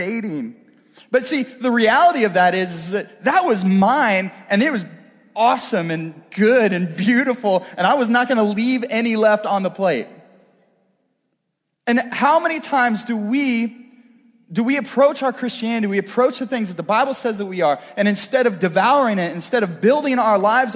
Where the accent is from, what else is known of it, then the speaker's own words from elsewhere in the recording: Northeast Missouri, United States; I'm kind of a country boy at heart. I grew up in Northeast Missouri